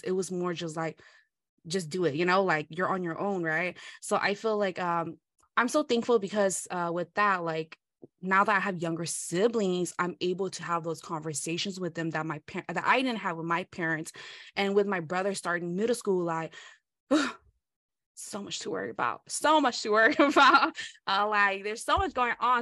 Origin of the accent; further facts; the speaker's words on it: United States; first language Hmong; English is a second language; I'm American